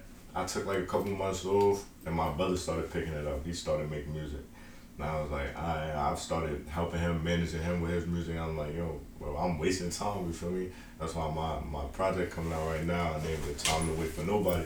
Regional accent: West Babylon, New York, United States; also born or lived in South Carolina / Atlanta, Georgia; I'm originally from Long Island, New York.

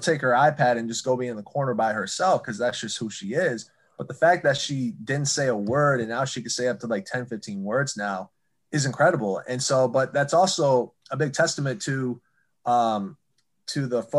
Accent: East Lansing, Michigan, United States; also born or lived in Athens, Ohio; I was born in Athens, Ohio, lived there for 4 years before we moved to East Lansing

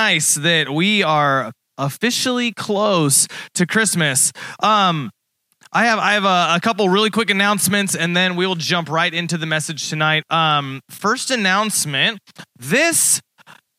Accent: Texas, United States; now in Springfield, United States; I'm from Texas

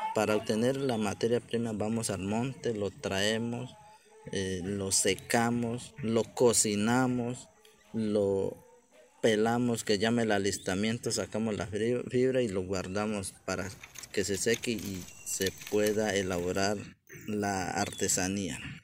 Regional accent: La Chorrera, Amazonas, Colombia; Yo soy artesano viviente de la Chorrera, Amazonas, departamento del Amazonas, corrimiento de la Chorrera. Y mi comunidad es Cabildo Indígena Ocaina, del grupo étnico Ocaina, acá del territorio amazonense

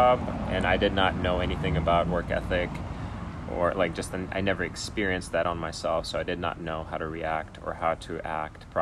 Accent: Ukraine; now in Portland, United States; I grew up in Ukraine

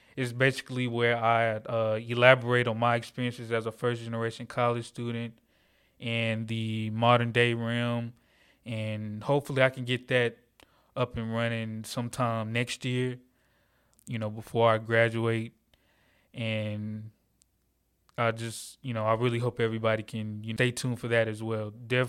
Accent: Atlanta, Georgia, United States; I'm 21 years old. I'm from Atlanta, Georgia, born and raised.

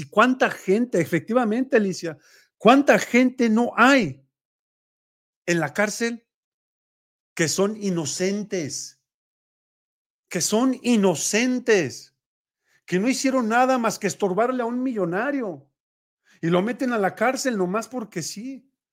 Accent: Mexico; como mexicanos

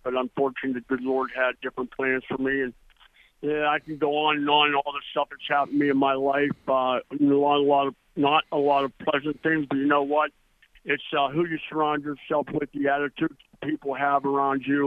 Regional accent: East Brady, Pennsylvania, United States; moved away as an adult; I came from a little small town in Pennsylvania called East Brady. I only had, I think, 800 in my hometown

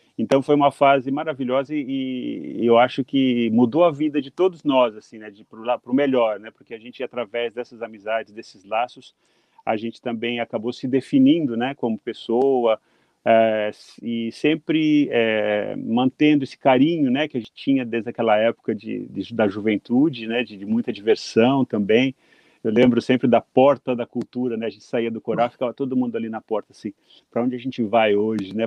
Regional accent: Brazil; moved away as an adult; now in Japan; depois que eu saí do Brasil

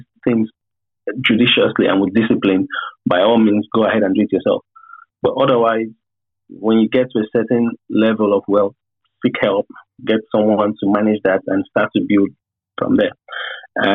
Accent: Nigeria; as Nigerians

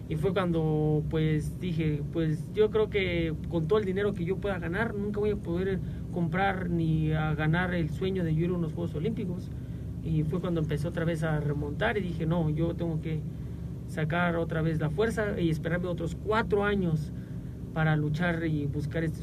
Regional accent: Villa del Carbón, State of Mexico, Mexico; nos sentimos los mexicanos muy orgullosos de la, de la tierra, del cachito de México que nos tocó ver nacer y crecer y yo me siento muy orgulloso de ser mexicano y de ser de Villa

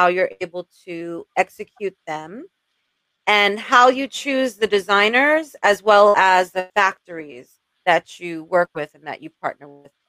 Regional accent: Jamaica; This is the New York hustle, right? Like everybody's got 12 job man. We're all Jamaican.

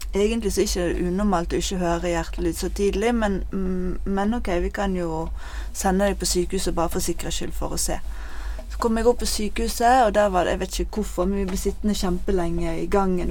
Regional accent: Bergen, Vestland, Norway; also born or lived in Bønes; Jeg er 38 år, og jeg kommer fra Fyllingsdalen.

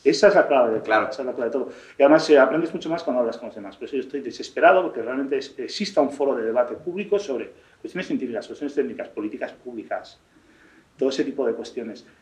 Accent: Spain; me siento español

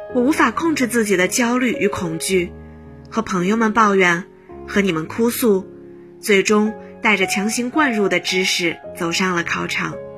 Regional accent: Huzhou, Zhejiang, China; moved away as an adult; now in Nanjing, China; 来自浙江湖州。我在南京大学，距离我的家乡二百一十三公里

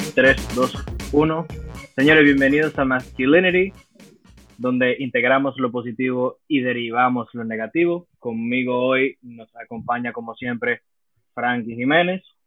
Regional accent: United States; now in Dominican Republic; Yo me crié en Estados Unidos una gran parte de mi vida, poder decir fácilmente que la mitad de mi vida. Yo la viví en Estados Unidos, nací allá

